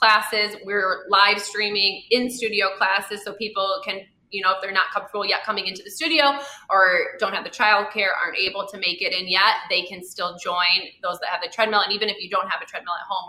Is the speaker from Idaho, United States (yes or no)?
no; Haslett, Michigan, United States; moved away as an adult; also born or lived in Los Angeles; we grew up in the Lansing area. We both went to Hazlitt. We grew up in that town.